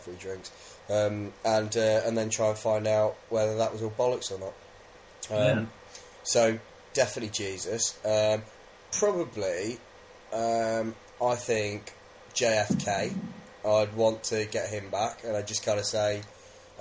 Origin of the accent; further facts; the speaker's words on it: United Kingdom; we're British